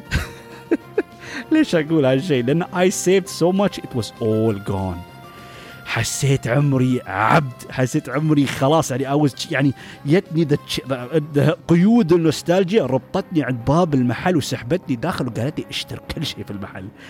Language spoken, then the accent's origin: Arabic; United Arab Emirates; عندنا في الامارات